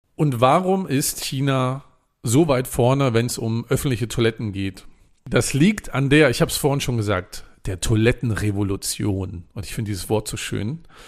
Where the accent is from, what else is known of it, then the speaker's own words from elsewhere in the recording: Germany; als Deutscher